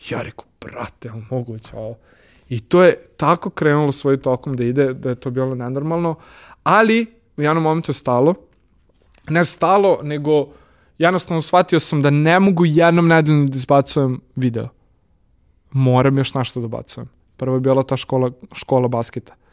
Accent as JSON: {"language": "Croatian", "country": "Serbia"}